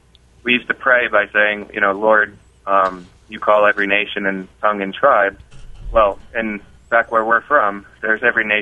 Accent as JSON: {"language": "English", "town": "Franklin Square", "region": "New York", "country": "United States", "tie": "born or raised there", "also_born_or_lived": "Malverne, New York / South Carolina", "moved": "as an adult", "said": "I grew up in New York, first in Franklin Square and then in Malvern, New York. Always was a member of the church that my father pastors, the Orthodox Presbyterian Church in Franklin Square"}